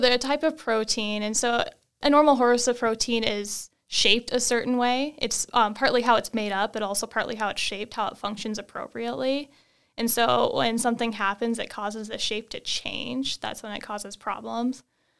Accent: Wyoming, United States; I grew up in Wyoming doing, you know, all the outdoor things, camping, hiking, fishing, hunting, and always had that interest in the outdoors and animals

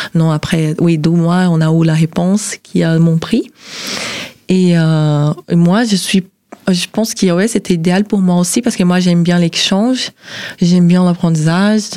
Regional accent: southeastern Brazil, Brazil; French is a second language; moved away as an adult; now in Nancy, France; je suis brésilienne, de sud-est

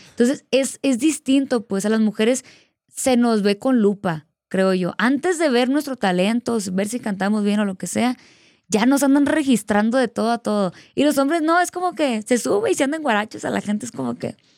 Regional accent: Culiacán, Sinaloa, Mexico; Justo ahí en Sinaloa, pues eh, mi abuelita siempre me ponía …, ella es de allá

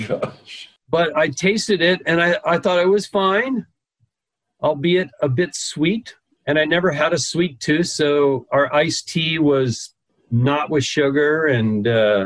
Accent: Las Vegas, Nevada, United States; moved away as an adult; also born or lived in Hawaii; now in California, United States; when I was growing up in Las Vegas back in the 60s and 70s

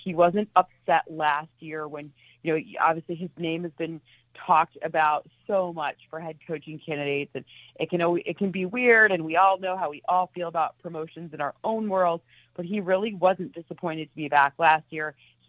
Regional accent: Michigan, United States; I'm from Michigan.

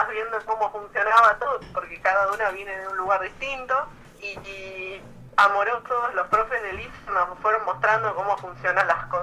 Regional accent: Buenos Aires, Argentina; soy de Buenos Aires, de Capital Federal

